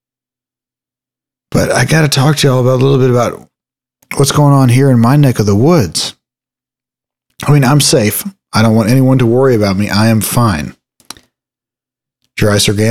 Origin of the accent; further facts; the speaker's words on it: Texas, United States; my hometown